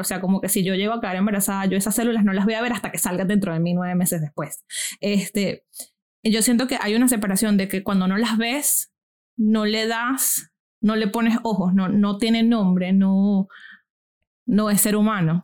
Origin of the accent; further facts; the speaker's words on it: Venezuela; now in United States; colegio en Venezuela y vengo de clase media viviendo en los Estados Unidos.